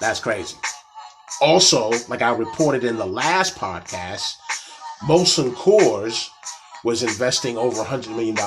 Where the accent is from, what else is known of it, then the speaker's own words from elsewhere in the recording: Atlanta, Georgia, United States; my hometown, Atlanta